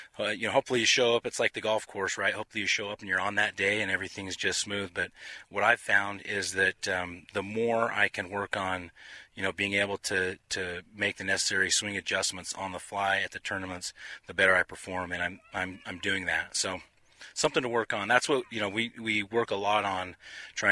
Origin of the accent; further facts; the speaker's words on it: Utah, United States; I'm from Utah